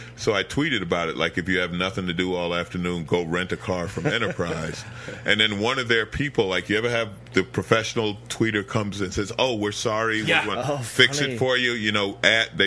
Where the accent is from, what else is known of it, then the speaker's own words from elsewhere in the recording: New York City, New York, United States; I grew up in Queens. I grew up in St. Albans, Queens